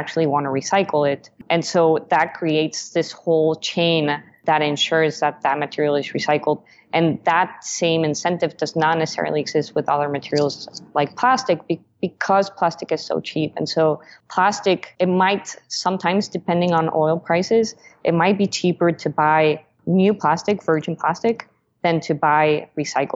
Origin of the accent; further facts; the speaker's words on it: Mexico; now in United States; I'm originally from Mexico